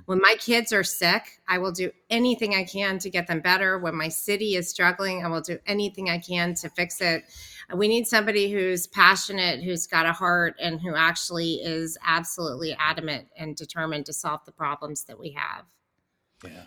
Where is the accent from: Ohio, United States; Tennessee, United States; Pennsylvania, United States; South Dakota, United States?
Tennessee, United States; Nashville; I grew up in Nashville and had a band